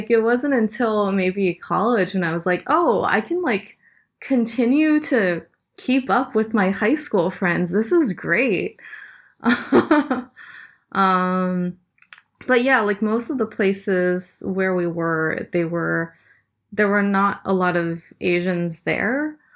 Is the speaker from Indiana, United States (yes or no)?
no; Nebraska, United States; also born or lived in Boston, United States / Ohio, United States; Yeah, it was. Uh, I mean, I wasn't always in Nebraska. Like, um, my my dad was in graduate school at first, so we moved from like um, like Boston to Ohio to Sou